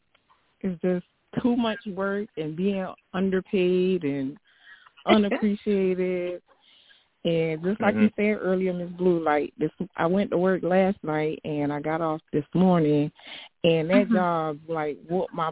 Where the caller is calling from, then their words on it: South Carolina, United States; calling from South Carolina